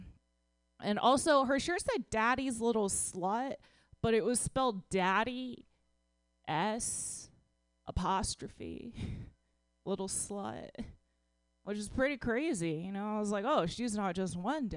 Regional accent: Dallas, Texas, United States; I'm from Texas

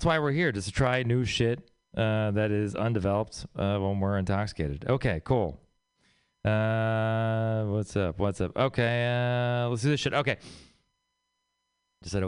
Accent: Texas, United States; moved away; I'm from Texas.

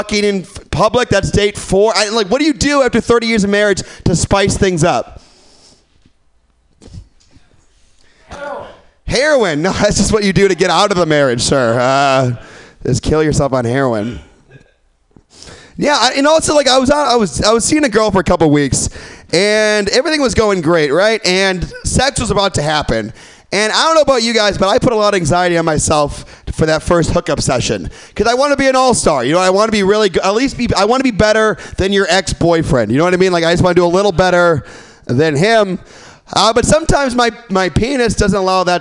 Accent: Midwest, United States; now in San Francisco, United States; I'm from the Midwest

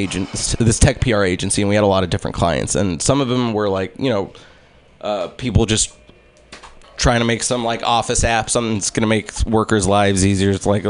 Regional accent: United States; first language English; also born or lived in Egypt; I'm American and I'm Egyptian.

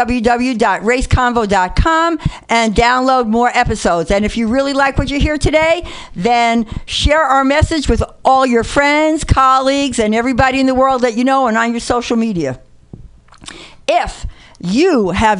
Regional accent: New York City, New York, United States; also born or lived in Oregon; now in Berkeley, United States; I'm a white Jewish woman from the Bronx and a baby boomer. I mean, I live in Berkeley, but you two know me, so you know I'm really from the Bronx

